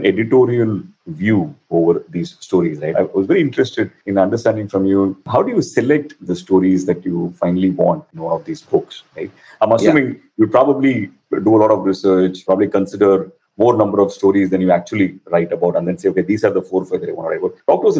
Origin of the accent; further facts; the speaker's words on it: Chennai, Tamil Nadu, India; Because I remember when I was in school, growing up in Chennai, there was a series called Paramvir Chakra